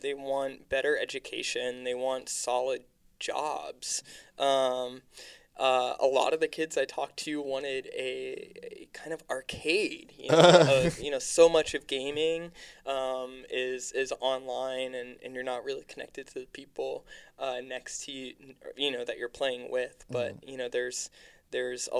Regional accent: Lancaster, Pennsylvania, United States; now in Philadelphia, United States; I was artist working on a public art project in my hometown of Lancaster, Pennsylvania.

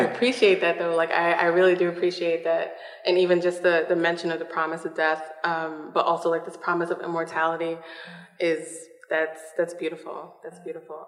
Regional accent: New York City, New York, United States; moved away; I'm from Brooklyn, New York originally

